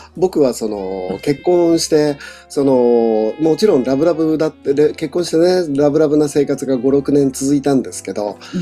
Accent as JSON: {"language": "Japanese", "region": "Niigata", "country": "Japan", "tie": "born or raised there", "said": "僕は、その新潟出身なので"}